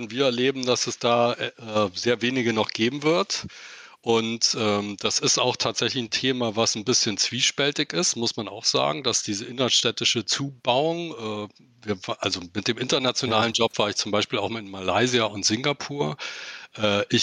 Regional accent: United States; born there; mein Vater war bei der Luftwaffe, äh, bei der Deutschen aber, und ich bin in den USA geboren.

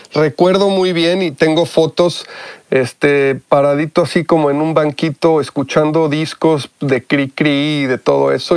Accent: Mexico; moved away as an adult; also born or lived in Mexico City; now in United States; mi educación fue 100% en México, en, en escuelas mexicanas

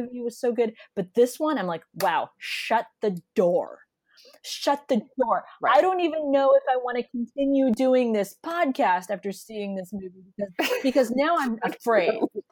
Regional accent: the San Fernando Valley, California, United States; I grew up in the Valley

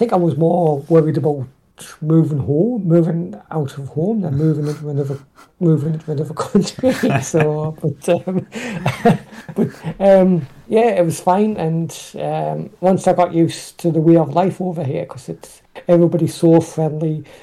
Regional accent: North East England, United Kingdom; also born or lived in Hartlepool; I was born in Hartlepool, uh, which is in the northeast of England, uh, but I grew up in a, a, mining village outside of Down City, which is near to Newcastle upon Tyne.

